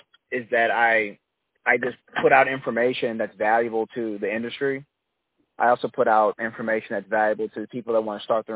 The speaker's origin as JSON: {"language": "English", "town": "St. Louis", "region": "Missouri", "country": "United States", "tie": "born or raised there", "said": "where I'm from St. Louis, Missouri."}